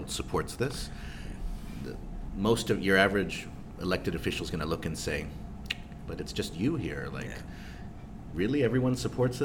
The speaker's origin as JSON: {"language": "English", "country": "Guam", "said": "we're from Guam"}